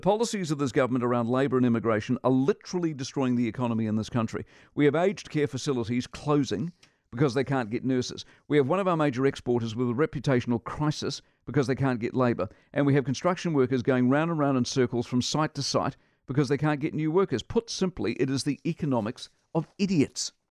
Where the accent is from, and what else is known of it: New Zealand